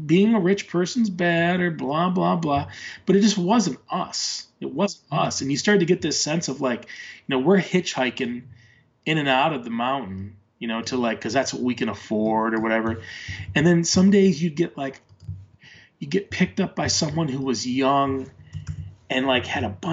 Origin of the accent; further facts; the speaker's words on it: Michigan, United States; moved away as an adult; now in Oregon, United States; me growing up in the Midwest